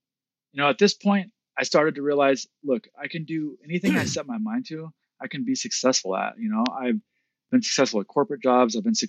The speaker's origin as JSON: {"language": "English", "region": "Midwest", "country": "United States", "tie": "born or raised there", "said": "growing up in the Midwest and experiencing this, I was a bit skeptical"}